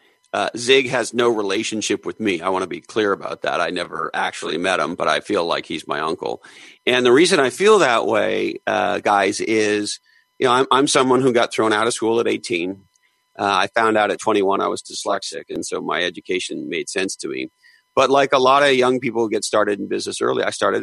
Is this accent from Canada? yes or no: yes; Eastern Canada, Canada; I grew up in Eastern Canada.